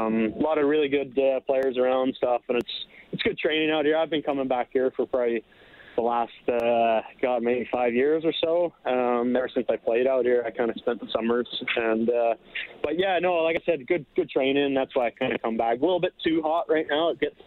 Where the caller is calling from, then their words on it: Scottsdale, Arizona, United States; So I'm out in Scottsdale right now.